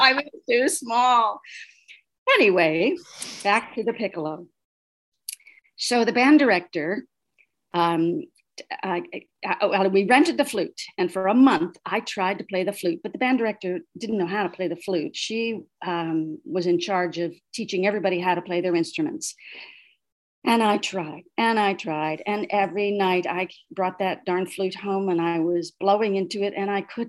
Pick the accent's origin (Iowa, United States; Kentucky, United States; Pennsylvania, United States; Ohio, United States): Iowa, United States; also born or lived in Denver, Colorado; I was born in Colorado. So we lived in Denver till I was five and then moved to Iowa